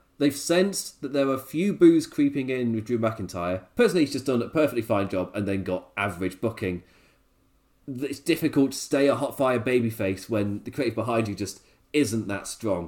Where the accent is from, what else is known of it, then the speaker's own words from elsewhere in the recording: England, United Kingdom; As an Englishman